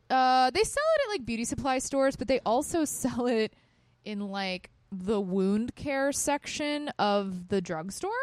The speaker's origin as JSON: {"language": "English", "region": "Texas", "country": "United States", "tie": "born or raised there", "moved": "yes", "said": "I grew up in Texas"}